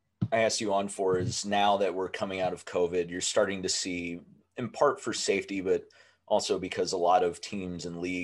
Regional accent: Ohio, United States; I grew up in Ohio

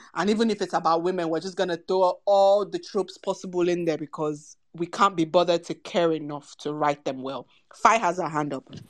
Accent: Nigeria; we're Nigerian women

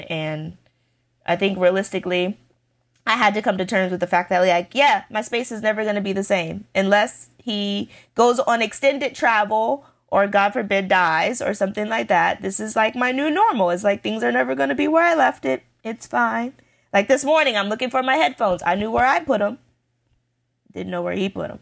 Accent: United States; I'm very American

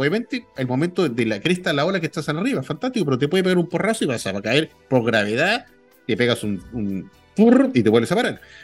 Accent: Chile; era como todo chileno

